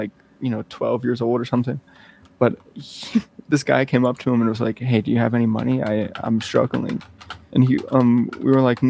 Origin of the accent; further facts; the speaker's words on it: Louisiana, United States; now in Colorado, United States; I'm literally from Louisiana.